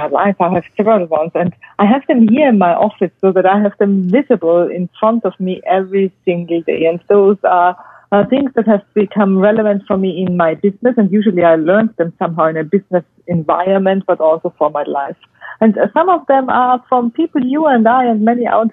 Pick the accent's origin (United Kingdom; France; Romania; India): France; southern France; moved away; My heart is still French, in the south of France, where my grandfather and my father lived, and I spent half of my childhood